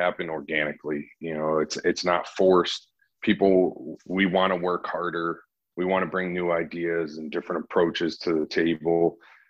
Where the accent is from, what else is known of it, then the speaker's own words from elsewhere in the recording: Connecticut, United States; moved away as an adult; I'm from Connecticut